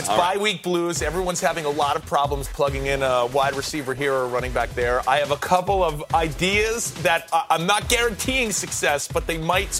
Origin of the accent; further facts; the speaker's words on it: New York, United States; And yeah, I am from New York.